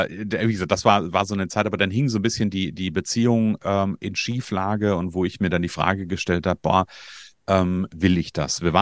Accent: Hesse, Germany; ich aus Nordhessen, ich bin gebürtiger Hesse

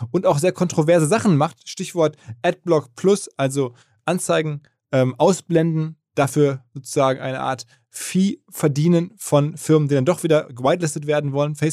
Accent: Essen, North Rhine-Westphalia, Germany; also born or lived in Hamburg; Ich bin aus Essen und aus Hamburg.

